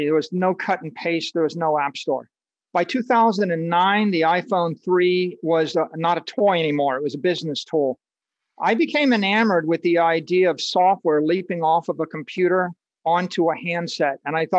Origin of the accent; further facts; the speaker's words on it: Dayton, Ohio, United States; I grew up in Dayton, Ohio in high school, where they invented the airplane.